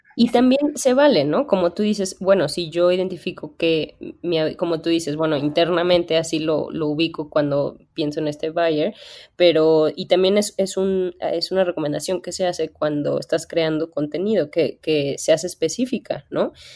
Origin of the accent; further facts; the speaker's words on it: Bajío, Mexico; yo soy del Bajío